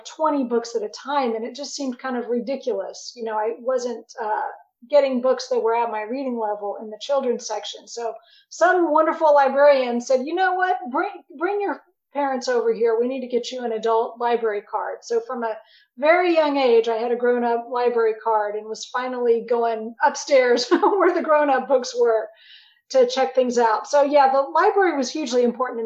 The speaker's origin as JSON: {"language": "English", "town": "Arlington", "region": "Texas", "country": "United States", "tie": "born or raised there", "said": "I grew up in Arlington, Texas"}